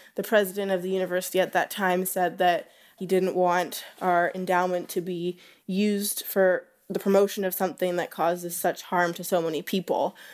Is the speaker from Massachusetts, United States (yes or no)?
no; Southeast Alaska, United States; moved away; I grew up in Southeast Alaska